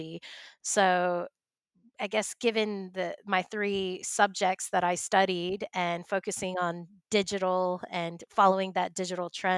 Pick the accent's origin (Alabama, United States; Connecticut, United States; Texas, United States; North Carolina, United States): Texas, United States; moved away as an adult; also born or lived in Coogee, Sydney, Australia; now in Sydney, Australia; I'm from Texas, but I moved to Australia about 10 years ago